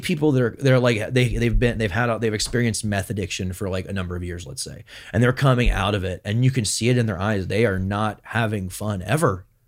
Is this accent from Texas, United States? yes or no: yes; Houston, Texas, United States; moved away as an adult; now in Medford, United States; I was born in Texas, and then my, and then my parents live in Houston.